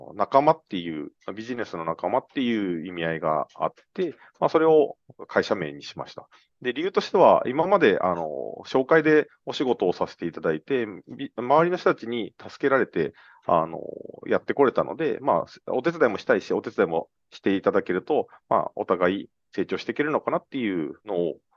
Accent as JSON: {"language": "Japanese", "region": "Okinawa", "country": "Japan", "moved": "yes", "lives_now": "Tokyo, Japan", "said": "沖縄に帰る"}